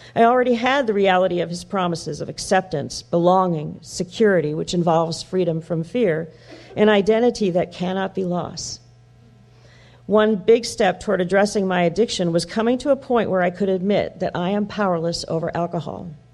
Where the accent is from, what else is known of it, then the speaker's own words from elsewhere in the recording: Wheeling, Illinois, United States; When I was born in Wheeling, Illinois, my mother was 17 and my father 18